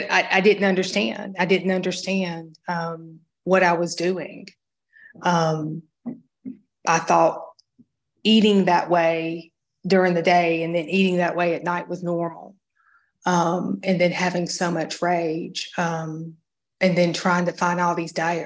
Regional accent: Georgia, United States; I grew up in Georgia

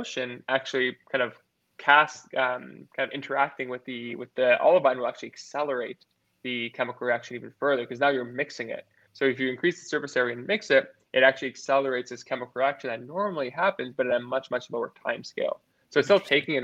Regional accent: California, United States; my home state, California

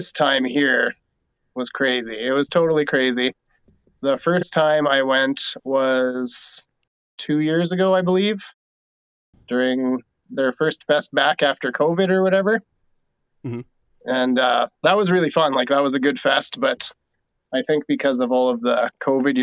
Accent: North Battleford, Saskatchewan, Canada; moved away as an adult; now in Lloydminster, Canada; we're both from North Battleford originally in Saskatchewan

